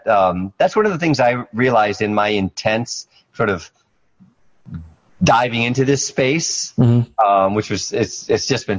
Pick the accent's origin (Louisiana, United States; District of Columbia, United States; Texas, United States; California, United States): District of Columbia, United States; Washington; also born or lived in Ahmedabad, Gujarat, India; I grew up in D.C.